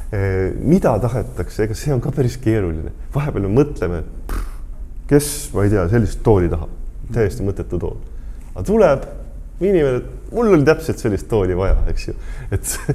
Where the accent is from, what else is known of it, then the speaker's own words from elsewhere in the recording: Põlva, Põlva County, Estonia; also born or lived in Tartu; now in Tallinn, Estonia; ise olen äh, Põlvast pärit ja, ja elan Tartus ja nüüd Tallinnas